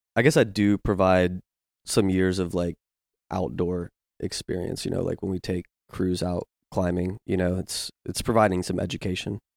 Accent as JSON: {"language": "English", "region": "Virginia", "country": "United States", "tie": "born or raised there", "moved": "yes", "lives_now": "Memphis, United States", "said": "I grew up in Virginia"}